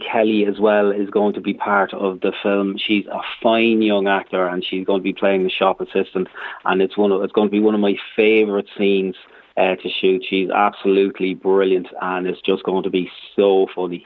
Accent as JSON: {"language": "English", "town": "Trim", "region": "County Meath", "country": "Ireland", "tie": "born or raised there", "said": "my hometown of Trim"}